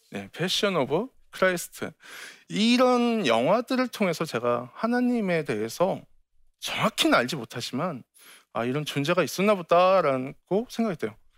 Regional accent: Incheon, South Korea; 제 고향이 인천의 소래 포구예요.

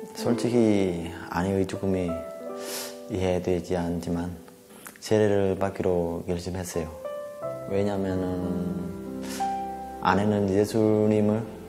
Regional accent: Vietnam; moved away as an adult; now in South Korea; 저는 베트남에서 온 33살

